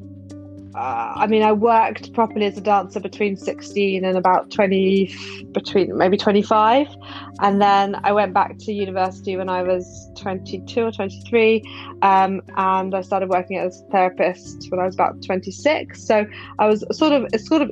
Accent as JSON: {"language": "English", "region": "London", "country": "United Kingdom", "said": "I'm from London"}